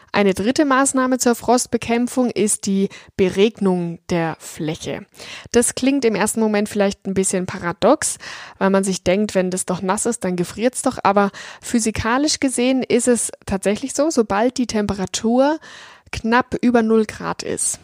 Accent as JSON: {"language": "German", "area": "Franconia", "region": "Bavaria", "country": "Germany", "tie": "born or raised there", "said": "hier in meiner Heimat Franken"}